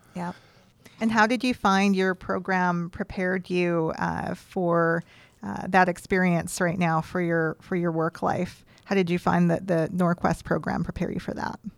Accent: Creston, British Columbia, Canada; I grew up in the East Kootenays

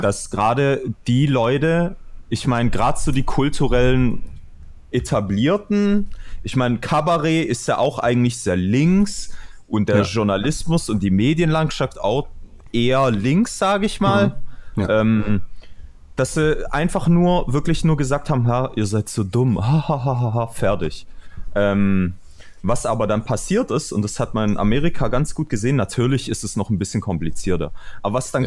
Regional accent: Stuttgart, Baden-Württemberg, Germany; woher kommst du? Aus Stuttgart

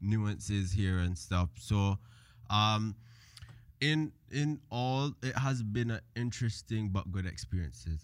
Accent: Cayman Islands; born or raised there; moved away; also born or lived in Jamaica

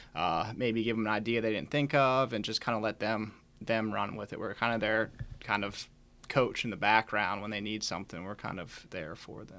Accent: Chambersburg, Pennsylvania, United States; moved away as an adult; now in Winchester, United States; I grew up in Chambersburg, Pennsylvania

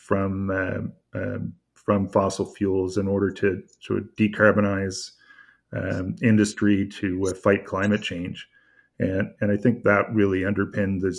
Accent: Port Hawkesbury, Nova Scotia, Canada; I was actually born and raised in Port Hotspur, about 5 kilometers away from the project site

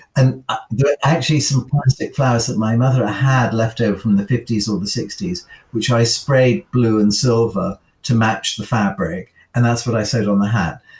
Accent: United Kingdom; as a Brit

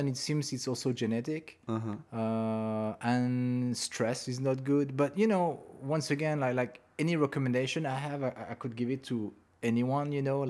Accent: Montreal, Quebec, Canada; moved away as an adult; now in Los Angeles, United States; we're from Montreal

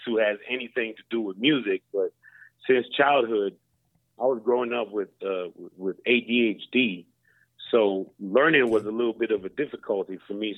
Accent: Lawrenceville, Georgia, United States; moved away as an adult; now in Sweden; we from Lawrenceville, Georgia

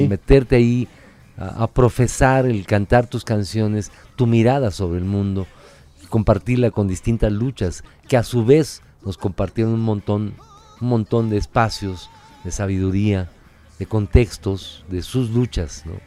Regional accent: Mexico City, Mexico; also born or lived in Tulancingo, Hidalgo; particularmente como chilangos

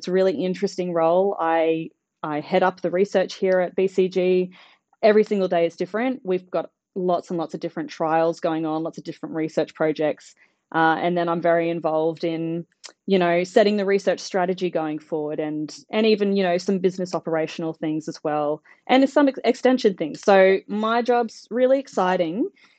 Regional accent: Brisbane, Queensland, Australia; moved away as an adult; also born or lived in Sydney, Australia; now in Birchip, Australia; I am originally from Brisbane, where I did my undergraduate at QUT, Queensland University of Technology.

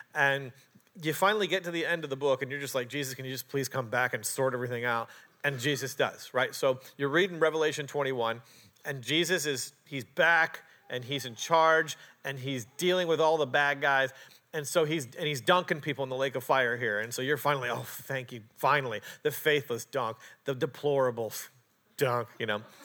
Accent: Canada; moved away; also born or lived in Portland, Oregon; I'm a Canadian.

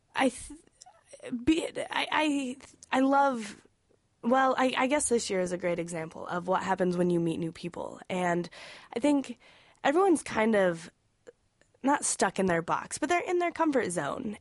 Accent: Wyoming, United States; moved away; I'm originally from Wyoming.

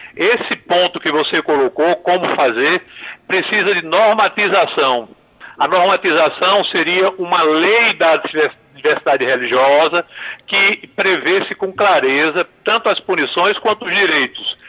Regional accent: Paraíba, Brazil; moved away; os cidadãos da minha terra

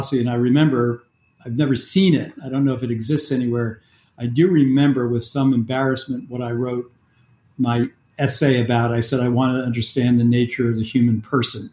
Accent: New York metropolitan area, United States; I was raised in the New York metropolitan area in the 1950s and 60s

